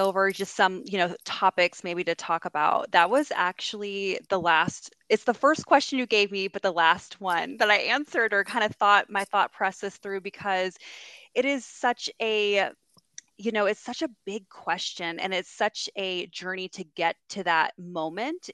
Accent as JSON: {"language": "English", "town": "San Diego", "region": "California", "country": "United States", "tie": "born or raised there", "moved": "yes", "lives_now": "Greenville, United States", "said": "I was born and raised in San Diego, California, and um, I now live in Greenville, South Carolina"}